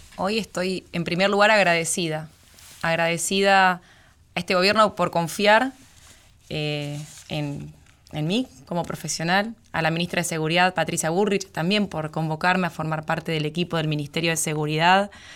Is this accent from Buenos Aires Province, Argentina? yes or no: no; Venado Tuerto, Santa Fe, Argentina; nací en Venado Tuerto, provincia de Santa Fe, departamento General López.